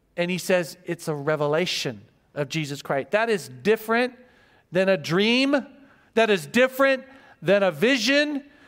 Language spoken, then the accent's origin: English; Joplin, Missouri, United States; now in Guam; I was born in Joplin, Missouri. Small town, Missouri.